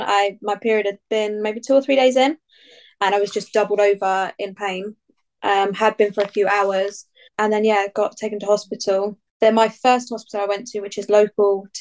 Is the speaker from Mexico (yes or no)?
no; Bedfordshire, East of England, United Kingdom; I'm from Bedfordshire